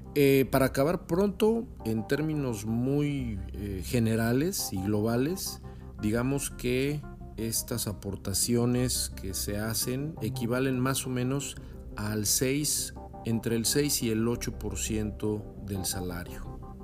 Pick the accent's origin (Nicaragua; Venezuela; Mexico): Mexico; now in California, United States; Yo vivo en California, pero soy mexicano